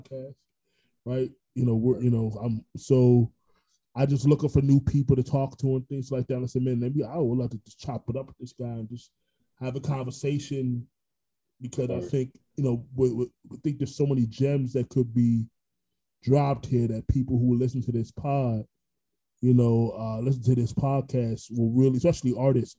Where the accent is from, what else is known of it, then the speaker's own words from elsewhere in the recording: Orlando, Florida, United States; also born or lived in Brooklyn, New York; I was born in Brooklyn, but raised in Orlando.